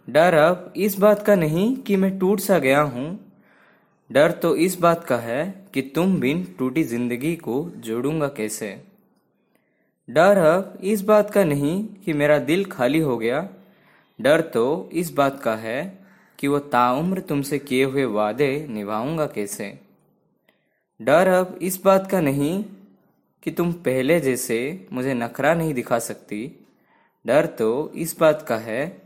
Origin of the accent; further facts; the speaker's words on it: Odisha, India; मैं उड़ीसा से हूँ